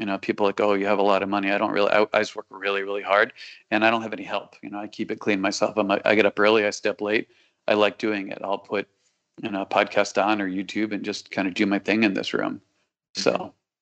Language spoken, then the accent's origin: English; Connecticut, United States; now in South Florida, United States; I'm definitely from Connecticut